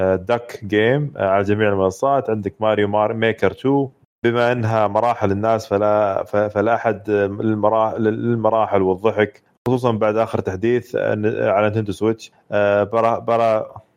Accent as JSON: {"language": "Arabic", "country": "Saudi Arabia", "said": "عندنا في السعوديه"}